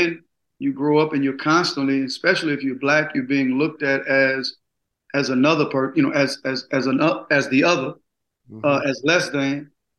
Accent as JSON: {"language": "English", "town": "Gulfport", "region": "Mississippi", "country": "United States", "tie": "born or raised there", "said": "Oh, man, about 4 or 5 blocks from the beach, single parent, poverty, being misdiagnosed up until the 11th grade."}